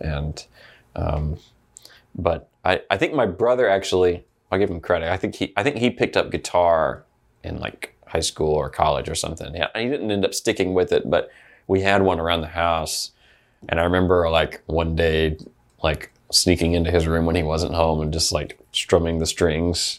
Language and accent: English; Opelika, Alabama, United States; So I was born in Opelika, Alabama